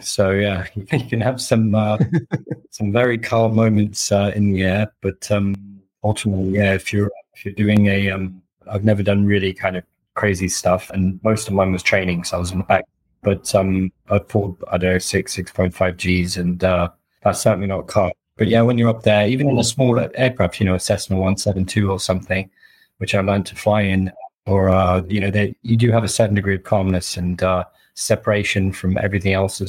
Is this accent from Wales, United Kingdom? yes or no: yes; Wales, United Kingdom; born there; also born or lived in Riyadh, Saudi Arabia / Seattle, United States; So I was born in Wales, then moved to Riyadh in Saudi Arabia, and then very randomly, and then back to Seattle, then back to the UK, then back to all over the US.